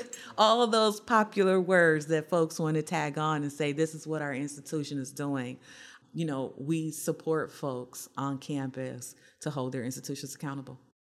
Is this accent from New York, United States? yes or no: no; Ohio, United States; I'm from Ohio